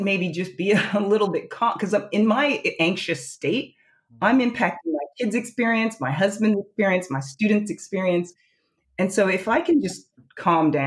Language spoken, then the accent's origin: English; United States; moved away as an adult; now in Australia; as an American